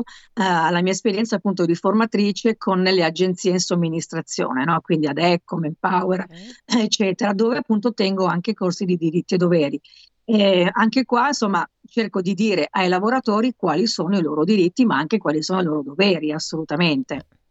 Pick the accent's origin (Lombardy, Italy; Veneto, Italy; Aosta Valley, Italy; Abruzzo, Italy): Lombardy, Italy; Milan; io sono comunque a Milano, sono milanese